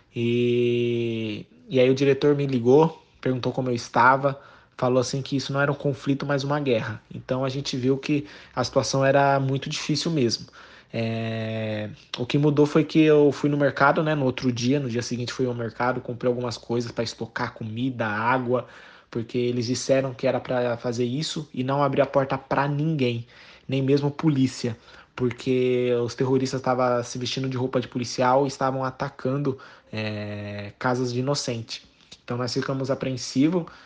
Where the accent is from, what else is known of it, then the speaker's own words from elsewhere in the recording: Suzano, São Paulo, Brazil; moved away as an adult; also born or lived in Slovenia / Azerbaijan; now in Haifa, Israel; sou natural de Suzano